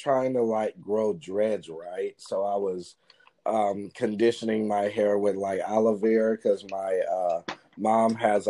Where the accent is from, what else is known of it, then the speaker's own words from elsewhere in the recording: Dallas, Texas, United States; I'm from Dallas.